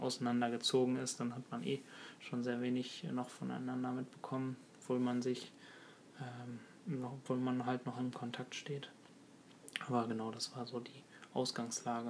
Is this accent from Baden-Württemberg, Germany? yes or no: no; Ruhr area, North Rhine-Westphalia, Germany; also born or lived in Birkenfeld; Ich komme aus dem Ruhrgebiet